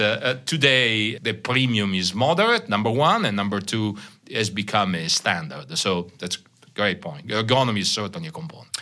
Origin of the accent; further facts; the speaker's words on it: Italy; accent: Italian; English is a second language; moved away as an adult; also born or lived in Paris, France; now in Holland, United States; my very small Italian accent, uh, because I'm from Italy. I'm born and raised there, lived, uh, thirty-five years in Italy